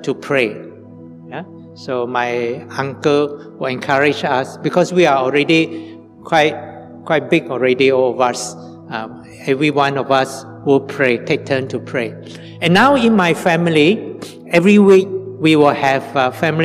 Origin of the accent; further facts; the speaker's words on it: Sibu, Sarawak, Malaysia; also born or lived in Kuching, Malaysia; When I was 6 to 11 years old, my mother and my brother and sister and I, we stayed with my grandfather in Cebu. My father died when I was 5 years old. So we moved from Kuching to Cebu.